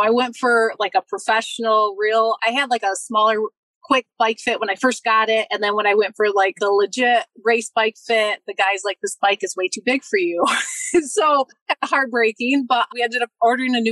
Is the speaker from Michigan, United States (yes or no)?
yes; Michigan, United States; close to my parents, my hometown